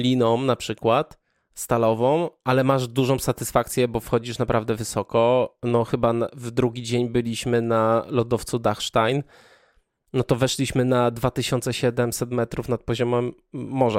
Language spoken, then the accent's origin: Polish; Kraków-Częstochowa Upland, near Rzędkowice, Silesian Voivodeship, Poland; ja pochodzę z okolic Jury i do e, takiej miejscowości jak Rzędkowice